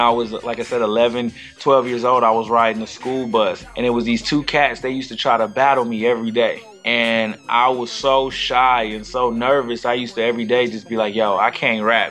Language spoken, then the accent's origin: English; Flint, Michigan, United States; growing up in Flint